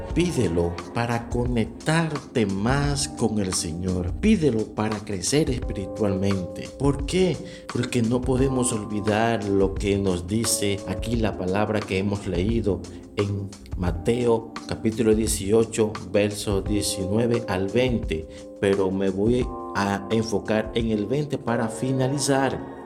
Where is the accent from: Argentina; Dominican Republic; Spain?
Dominican Republic; desde aquí, desde la República Dominicana